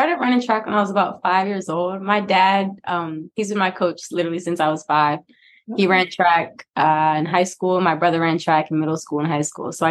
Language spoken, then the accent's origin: English; Fort Washington, Maryland, United States; moved away as an adult; now in Milwaukee, United States; I grew up in Fort Washington, Maryland. So it's like, I'm about 45 minutes out from Baltimore.